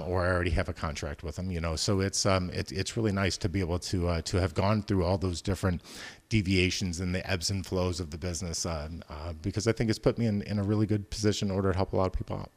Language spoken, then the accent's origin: English; Decatur, Illinois, United States; also born or lived in Chicago; those of us that are born and raised in the Midwest kind of grow up with a certain, uh, work ethic